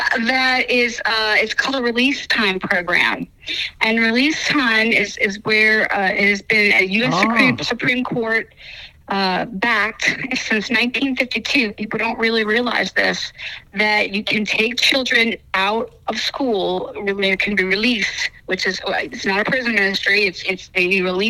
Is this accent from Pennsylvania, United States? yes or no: yes; Pennsylvania, United States; like you said, CEO of Bible to School. And I'm from Pennsylvania, and I was a Navy wife.